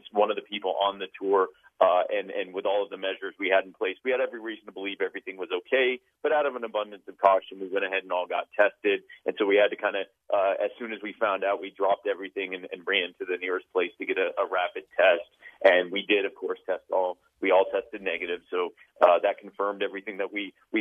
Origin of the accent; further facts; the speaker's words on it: Myrtle Beach, South Carolina, United States; also born or lived in Baltimore, Maryland; I was born in Baltimore, but I grew up in, I've lived pretty much all of my life in the Myrtle Beach, South Carolina area